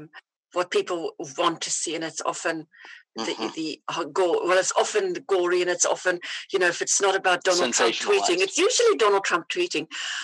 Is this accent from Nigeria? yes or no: no; Namibia; born there; I was born in Namibia. It used to be called Southwest Africa. It used to be a German colonized little place next to South Africa.